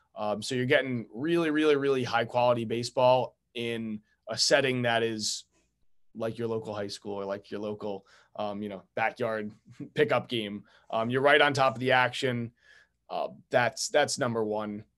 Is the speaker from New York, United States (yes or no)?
yes; Long Island, New York, United States; moved away as an adult; now in Newport, United States; was born and raised on Long Island